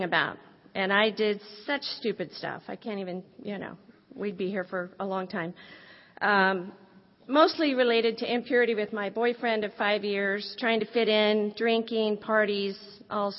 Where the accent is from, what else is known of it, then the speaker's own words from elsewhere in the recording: Midwest, United States; I originally was born and raised in the Midwest in a great family